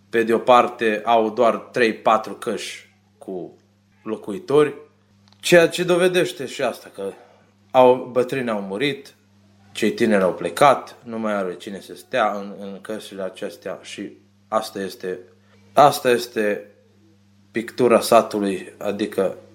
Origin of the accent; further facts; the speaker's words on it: Romania; iubirea de românism, că eu sunt român și asta îmi place să fac